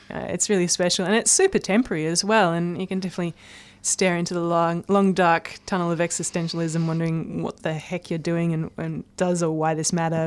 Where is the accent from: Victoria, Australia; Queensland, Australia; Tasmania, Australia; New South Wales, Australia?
New South Wales, Australia; Blue Mountains, near Sydney; now in Melbourne, Australia; I grew up in the Blue Mountains, which is near um, Sydney, and it's just a stunning part of the world.